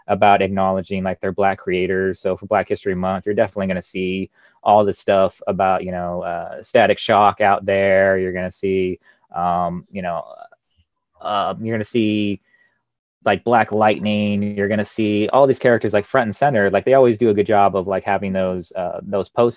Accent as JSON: {"language": "English", "region": "Arizona", "country": "United States", "tie": "born or raised there", "said": "I say that as somebody who's born and raised in Arizona."}